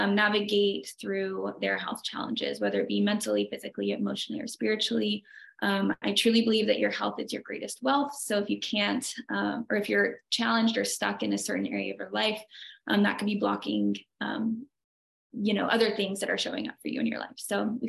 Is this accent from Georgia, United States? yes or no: yes; Atlanta, Georgia, United States; I am from Atlanta, Georgia